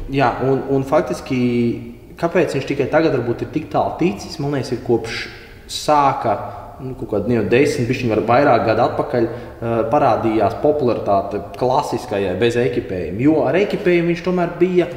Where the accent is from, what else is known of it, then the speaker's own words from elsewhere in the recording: Ventspils, Kurzeme, Latvia; es no Ventspils pat esot